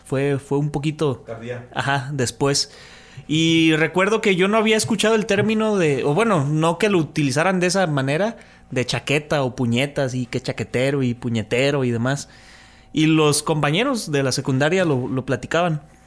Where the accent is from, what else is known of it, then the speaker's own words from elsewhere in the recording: Mexico City, Mexico; now in Tepic, Mexico; mi infancia fue en Ciudad de México. Ya cuando yo llegué aquí a Tepic, ya fue diferente